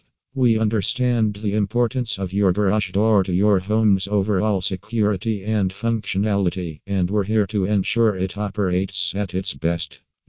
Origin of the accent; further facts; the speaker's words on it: Maryland, United States; from Maryland and USA.